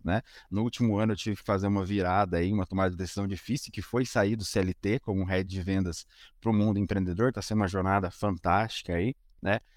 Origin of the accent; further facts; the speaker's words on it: Curitiba, Paraná, Brazil; eu sou de Curitiba